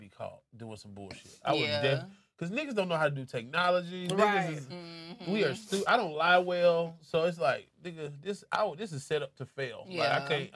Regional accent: Atlanta, Georgia, United States; I'm from Atlanta

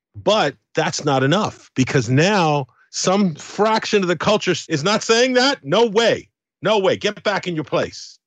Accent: United Kingdom; also born or lived in Caribbean; I'm Caribbean, I'm British, I, I've got mixed blood in me

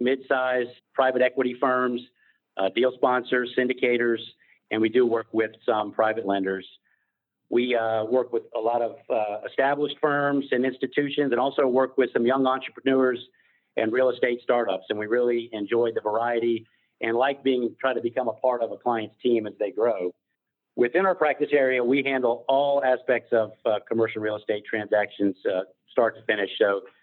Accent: Atlanta, Georgia, United States; I was born in Atlanta, attended University of Georgia Law School

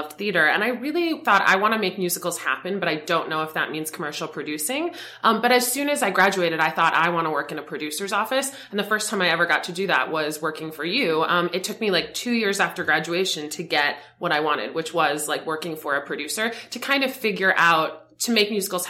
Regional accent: Boca Raton, Florida, United States; moved away as an adult; growing up in Boca Raton, Florida

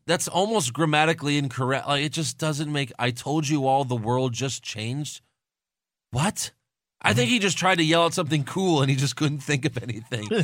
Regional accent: Sugar Land, Texas, United States; born or raised there; also born or lived in Long Island, New York

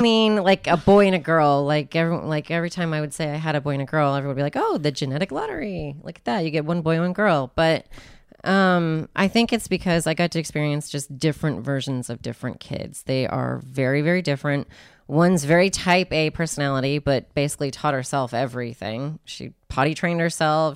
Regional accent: Spokane, Washington, United States; I grew up in Spokane

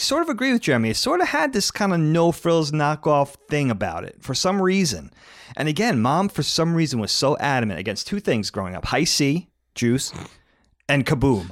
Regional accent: Long Island, New York, United States; growing up on Long Island

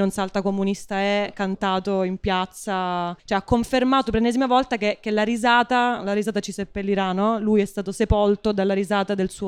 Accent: Sicily, Italy; Io sono siciliana, quindi non

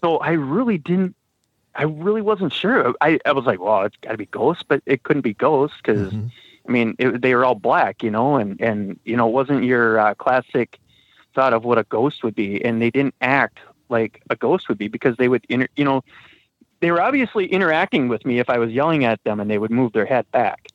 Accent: Wisconsin, United States; now in Minnesota, United States; I grew up in Wisconsin

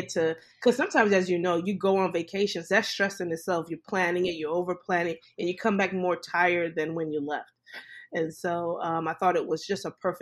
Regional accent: New York City, New York, United States; moved away as an adult; now in St. Louis, United States; Growing up in Brooklyn, New York, and I'm Caribbean background. My parents are from the Caribbean.

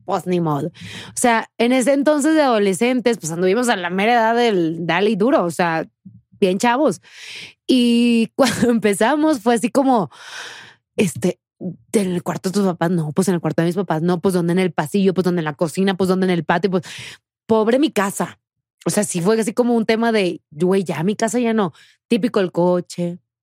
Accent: Tamaulipas, Mexico; moved away as an adult; me fui de Tamaulipas. O sea, hace siete años

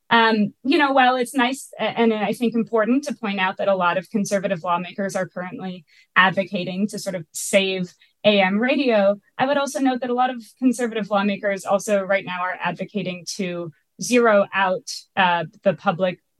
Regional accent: Minneapolis, Minnesota, United States; I'm from the Midwest. I live in Minneapolis. I, I was born and raised here

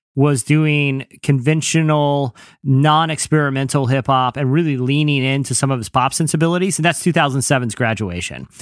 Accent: Virginia Beach, Virginia, United States; I'm from Virginia Beach

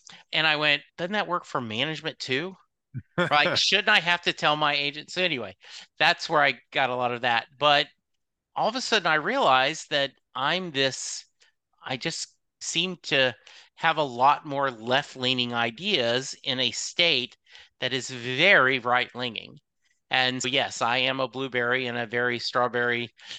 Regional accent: the South, United States; even though I grew up in the South, I did not have a lot of the built-in biases

